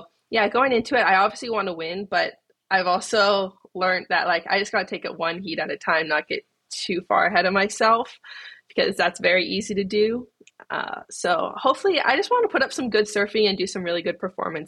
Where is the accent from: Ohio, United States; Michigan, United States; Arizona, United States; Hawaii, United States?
Hawaii, United States; Kauai; growing up on Kauai with my family, it was a dream.